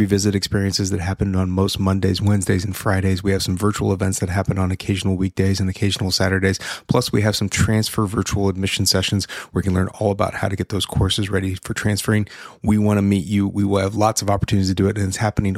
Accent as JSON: {"language": "English", "area": "Orange County", "region": "California", "country": "United States", "tie": "born or raised there", "moved": "as an adult", "lives_now": "Los Angeles, United States", "said": "I'm from Orange County. I grew up in Orange County, and then I went to USC"}